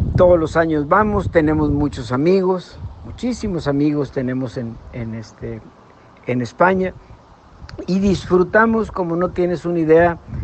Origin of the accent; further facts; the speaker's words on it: Guadalupe, Nuevo León, Mexico; aquí mi tierra, aquí que les menciono, en Guadalupe, Nuevo León